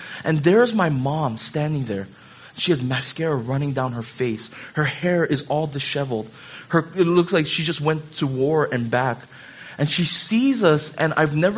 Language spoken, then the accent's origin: English; Hawaii, United States; I grew up in Hawaii